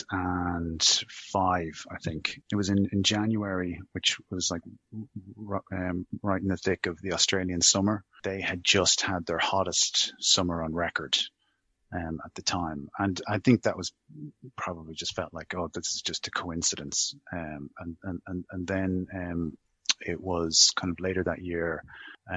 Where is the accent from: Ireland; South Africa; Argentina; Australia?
Ireland; Dublin, Leinster; I grew up in a very well-heeled area of Dublin, Rathgar.